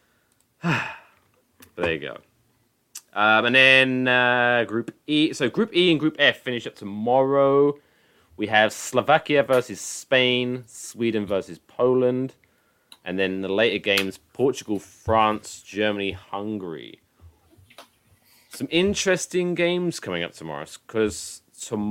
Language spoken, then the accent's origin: English; England, United Kingdom; I'm English.